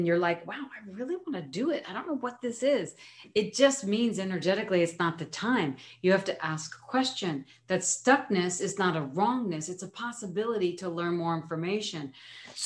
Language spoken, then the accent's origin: English; New York, United States; being a New Yorker